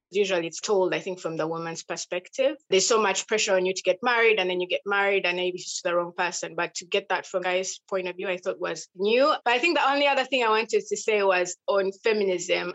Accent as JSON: {"language": "English", "region": "Western Region", "country": "Uganda", "said": "I'm from Uganda, and I'm from a tribe called Abattoirs, Western Uganda"}